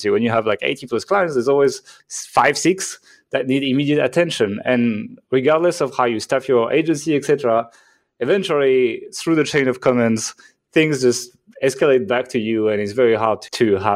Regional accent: France; accent: French; English is a second language; moved away as an adult; I'm from France, actually. So if you're like, what the hell is that accent? That is a French accent, uh, but I haven't lived in France for a long time. I moved out when I was around like 22 or something

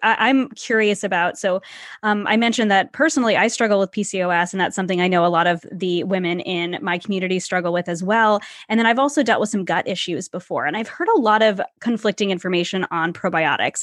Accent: New England, United States; growing up in New England

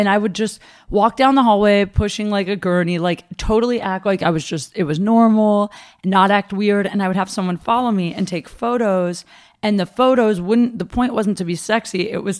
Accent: Ohio, United States; I'm from Ohio.

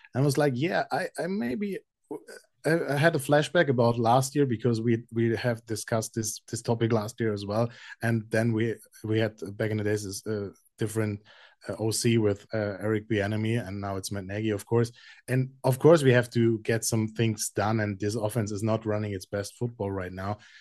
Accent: Frankfurt, Hesse, Germany; as a native of Frankfurt, seeing my first Chiefs game in my hometown at Frankfurt

